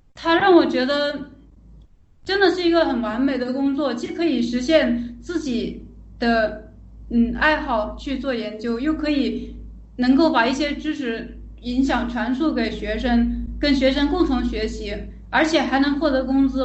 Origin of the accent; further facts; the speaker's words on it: Changsha, Hunan, China; now in Shenzhen, China; 我是湖南人，长沙